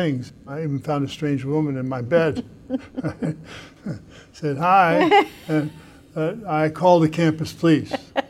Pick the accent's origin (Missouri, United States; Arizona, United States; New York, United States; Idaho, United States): Missouri, United States; accent: flat O-R; moved away; also born or lived in New Jersey; I came from the Midwest, Missouri, the land of the flat O-R